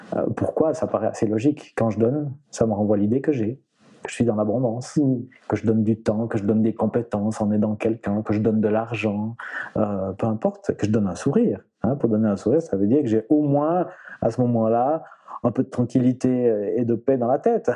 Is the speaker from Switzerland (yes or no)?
yes; Switzerland; chez nous en Suisse